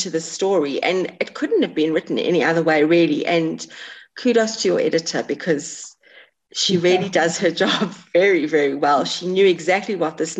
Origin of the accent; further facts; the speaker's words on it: England, United Kingdom; I'm English, so I can say this. I'm from the UK. I was born in England.